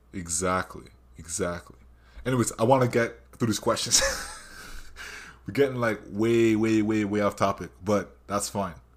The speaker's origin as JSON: {"language": "English", "town": "Brampton", "region": "Ontario", "country": "Canada", "tie": "born or raised there", "said": "where I grew up in Brampton"}